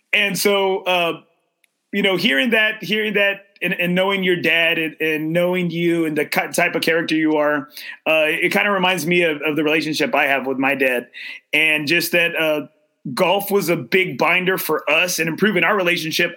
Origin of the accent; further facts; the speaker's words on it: Corpus Christi, Texas, United States; moved away as an adult; also born or lived in San Antonio, Texas; my hometown where I grew grew up